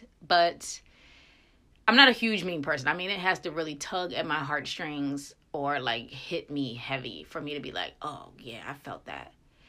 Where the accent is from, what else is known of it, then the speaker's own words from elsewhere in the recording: Frederick, Maryland, United States; Well, I am from Frederick, Maryland, and it has to be the most removed place from any real ghetto.